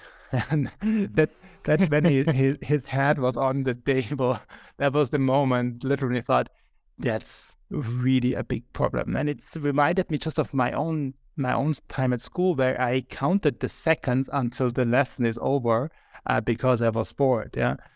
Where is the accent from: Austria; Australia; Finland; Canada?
Austria; now in Berlin, Germany; I am from Austria.